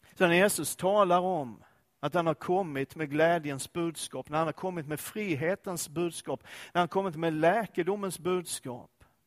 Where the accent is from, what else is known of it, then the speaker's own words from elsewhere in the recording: Skåne, Sweden; Jag är ju skåning och Danmark ligger nära